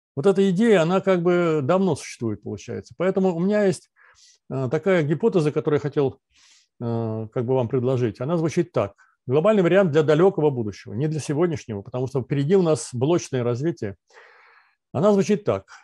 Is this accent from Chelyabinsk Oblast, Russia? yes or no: no; Volgograd, Volgograd Oblast, Russia; Я сам из Сталинграда, родился в Сталинграде